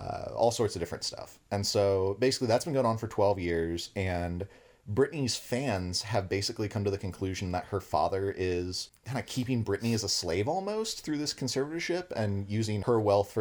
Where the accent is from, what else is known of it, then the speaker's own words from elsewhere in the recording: United States; growing up in the United States